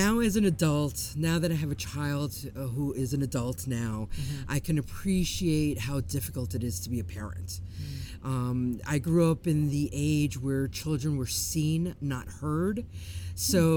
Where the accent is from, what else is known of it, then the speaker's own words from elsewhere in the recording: New York, United States; I was born and raised in New York